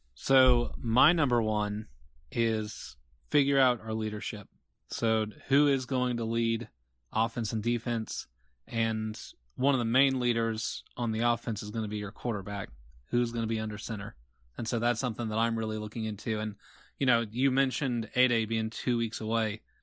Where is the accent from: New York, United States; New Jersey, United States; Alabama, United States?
Alabama, United States; Auburn; moved away; also born or lived in Huntsville, Alabama / Virginia; I was born in Auburn